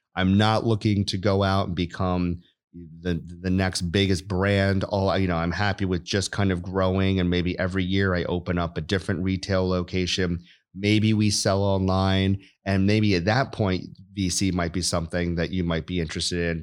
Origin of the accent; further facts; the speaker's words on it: New York, United States; moved away as an adult; I grew up in New York, went to the Air Force Academy for undergrad